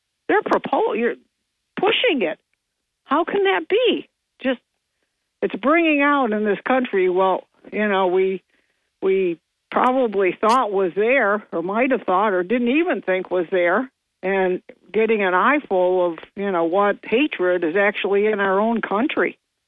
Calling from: New York, United States; … from Bingo.

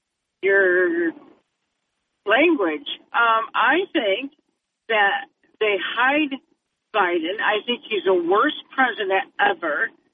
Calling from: Brampton, Ontario, Canada

